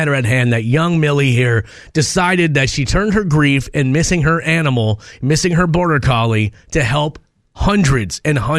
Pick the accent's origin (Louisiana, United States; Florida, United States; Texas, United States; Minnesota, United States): Minnesota, United States; I think because I grew up in Minnesota.